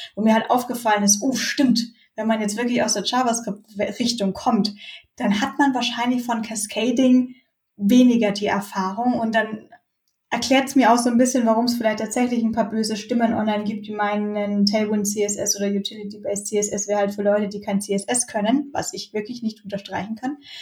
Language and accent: German; Bayreuth, Bavaria, Germany; moved away as an adult; also born or lived in Munich; das hat es halt in Bayreuth gegeben, wo ich herkomme